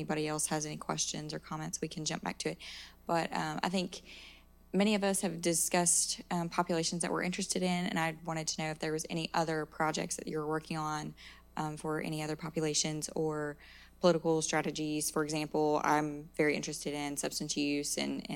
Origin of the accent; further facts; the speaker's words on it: Eastern Kentucky, United States; it's pretty heavily laden in Eastern Kentucky. It's where I'm from